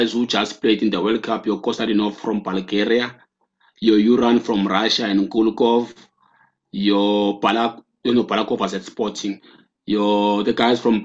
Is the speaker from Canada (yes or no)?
no; South Africa; moved away; also born or lived in Porto; I'm from South Africa